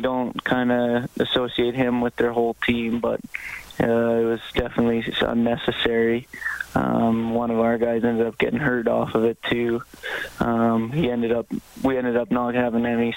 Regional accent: Canmore, Alberta, Canada; I grew up in Canmore.

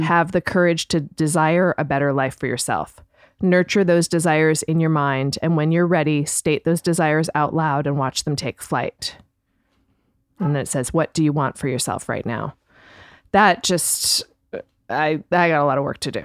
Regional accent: Canada; I'm Canadian, but, um, like, very British, like, um, upbringing

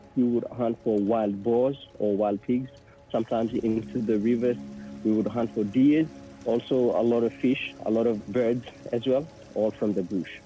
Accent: Port Moresby, National Capital District, Papua New Guinea; moved away as an adult; now in Australia; Port Moresby is where I grew up

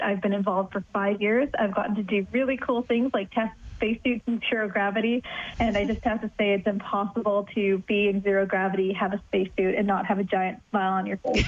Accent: Canada; I'm Canadian

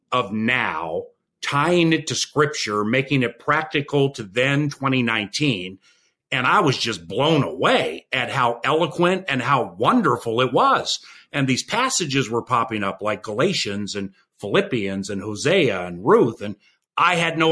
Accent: Washington, District of Columbia, United States; also born or lived in Los Angeles, California; now in Minnesota, United States; I was growing up in Washington, D.C.

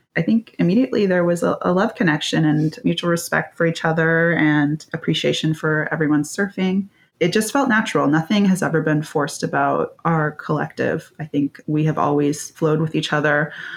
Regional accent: Bay Area, California, United States; I grew up in the Bay Area and came from a family of swimmers

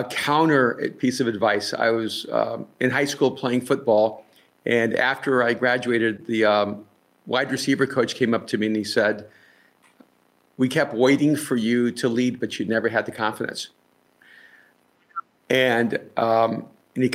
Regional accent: El Salvador; now in Los Angeles, United States; I'm from El Salvador, so pretty much everyone from El Salvador begins Roman Catholic.

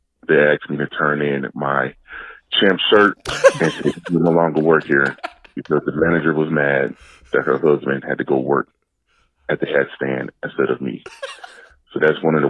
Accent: Chicago, Illinois, United States; I'm from Chicago

